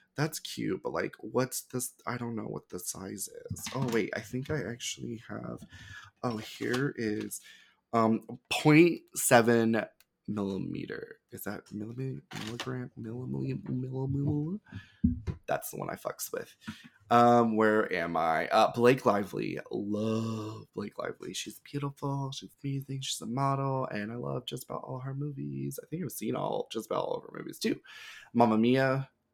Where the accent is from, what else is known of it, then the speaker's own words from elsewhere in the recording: the South, United States; growing up in the South